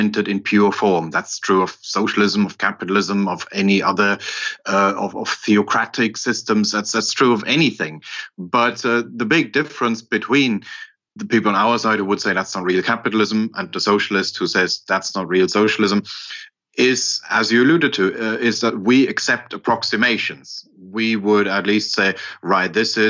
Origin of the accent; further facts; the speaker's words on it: Germany; I grew up in West Germany